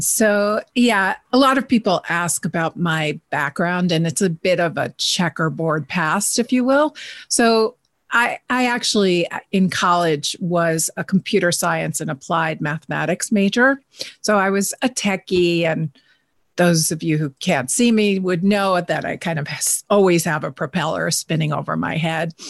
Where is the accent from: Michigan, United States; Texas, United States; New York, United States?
New York, United States; I'm a New Yorker